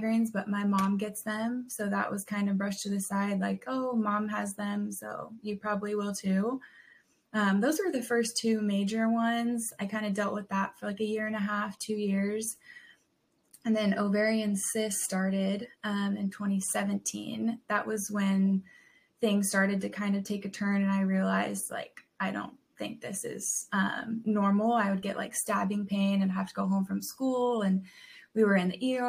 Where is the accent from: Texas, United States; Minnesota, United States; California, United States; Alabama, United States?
California, United States; San Diego; moved away as an adult; now in Knoxville, United States; I grew up in Southern California in San Diego